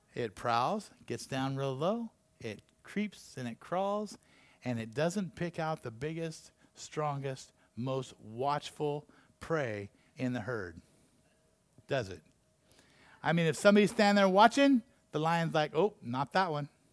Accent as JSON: {"language": "English", "town": "Taft", "region": "California", "country": "United States", "tie": "born or raised there", "also_born_or_lived": "Santa Paula, California", "said": "my little small town that I grew up in Santa Paula when I was a little kid and Taft, you know, after that, another small town."}